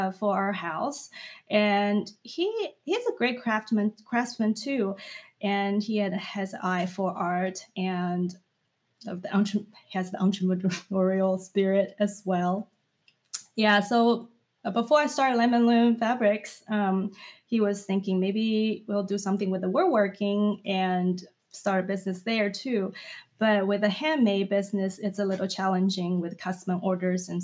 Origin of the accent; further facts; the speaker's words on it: China; moved away as an adult; now in United States; when I came to United States to study when I was 20 from China